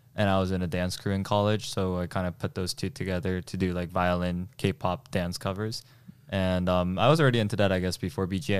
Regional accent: New Jersey, United States; born or raised there; first language Korean; English is a second language; also born or lived in South Korea

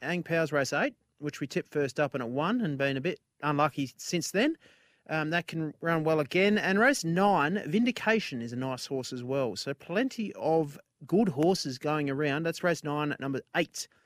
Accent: Australia

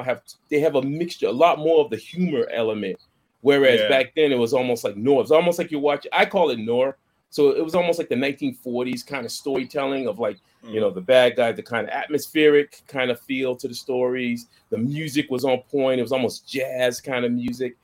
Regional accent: Boston, Massachusetts, United States; I grew up in Boston

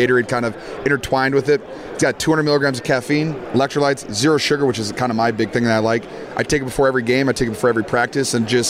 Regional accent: Iowa, United States; I'm from Iowa, man. I'm a Midwest kid.

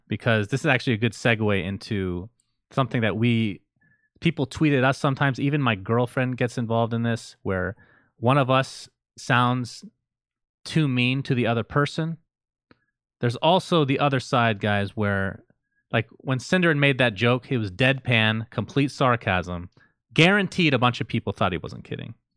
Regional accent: United States; also born or lived in Middle East; growing up in the United States

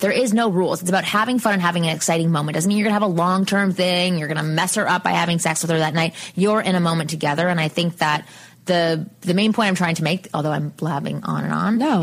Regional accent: Canada; I'm from Canada

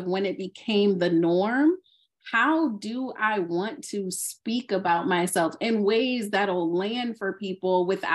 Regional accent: Alexandria, Virginia, United States; moved away as an adult; now in Southern California, United States; I am originally from Alexandria, Virginia

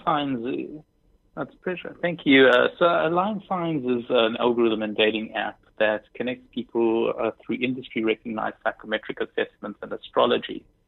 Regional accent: South Africa; moved away as an adult; also born or lived in Israel; now in New York, United States; Born in Israel, grew up in South Africa, and moved to the United States about six years ago

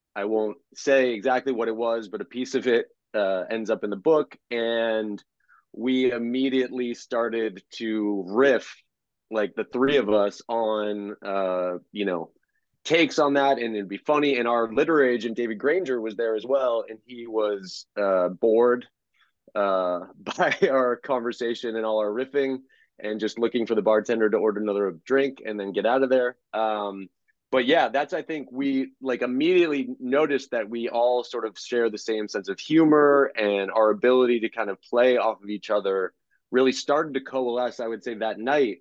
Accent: Houston, Texas, United States; moved away; also born or lived in Boston; I was born in 1981 in Houston

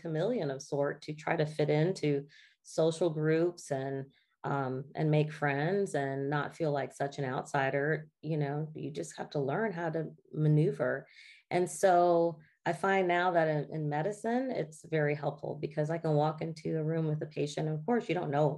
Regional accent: the South, United States; I still lived in a Black Southern family, you know? And so everything that was a part of our roots, of just traditions of living in the South and growing up in the South

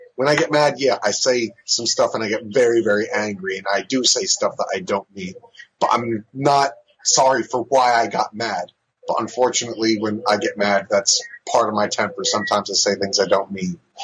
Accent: New Jersey, United States; born or raised there; also born or lived in San Diego, California

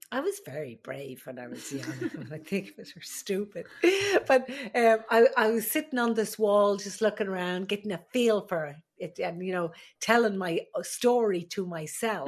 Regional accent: Ireland; moved away as an adult; also born or lived in Alaska; now in United States; I am the Irish midwife

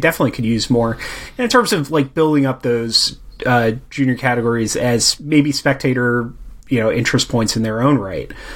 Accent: United States; being an American

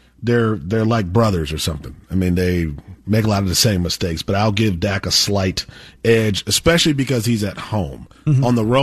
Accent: Wisconsin, United States; I'm from Wisconsin

